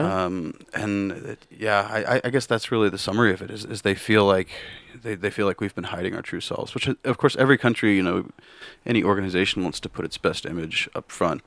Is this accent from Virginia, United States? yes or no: no; Kansas, United States; moved away; also born or lived in Missouri; born in Kansas and, and grew up for a large time in Kansas